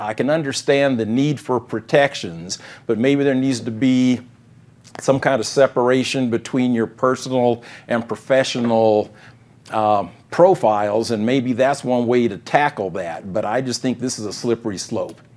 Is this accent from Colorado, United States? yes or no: yes; Denver, Colorado, United States; my hometown school district, DPS